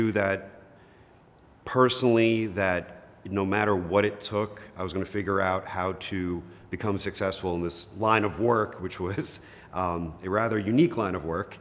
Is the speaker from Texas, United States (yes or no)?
no; New York City, New York, United States; also born or lived in Long Island, New York; I'm originally from Queens, which is about 20 minutes from here